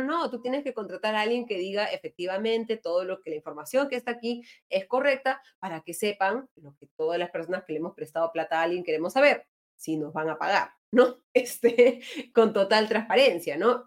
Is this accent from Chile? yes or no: no; Peru; somos todos los peruanos